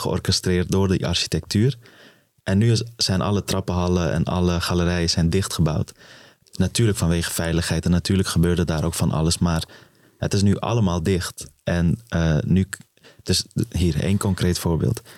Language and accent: Dutch; Amsterdam, North Holland, Netherlands; also born or lived in Afghanistan; waar ik ben opgegroeid in het plan van Gol